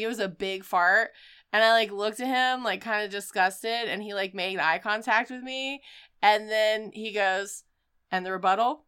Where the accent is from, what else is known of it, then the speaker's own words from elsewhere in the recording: Wilmington, North Carolina, United States; my hometown of Wilmington, North Carolina.